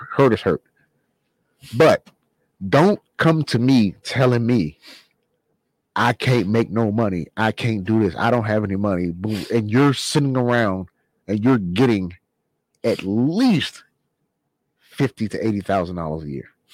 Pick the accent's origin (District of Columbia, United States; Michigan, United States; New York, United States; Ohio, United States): District of Columbia, United States; Washington; The genre of music I like from my hometown, DC.